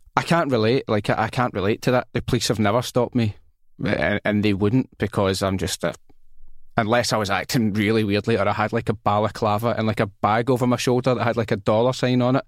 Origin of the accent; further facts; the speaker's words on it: Glasgow, Scotland, United Kingdom; I'm from Rob Royston